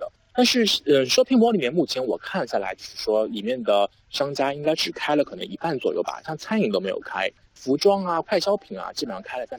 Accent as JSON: {"language": "Chinese", "country": "China", "said": "就是我们中国人都说过了元月十五，我们大家都会返工嘛。"}